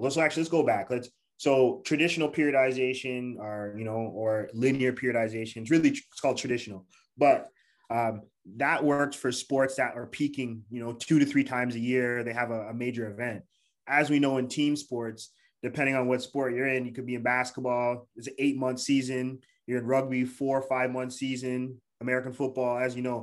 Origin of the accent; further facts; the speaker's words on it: Toronto, Ontario, Canada; also born or lived in Montreal; I'm from Toronto, Canada.